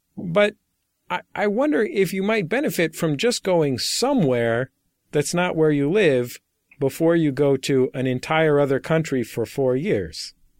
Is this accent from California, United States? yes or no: yes; San Francisco, California, United States; I grew up in San Francisco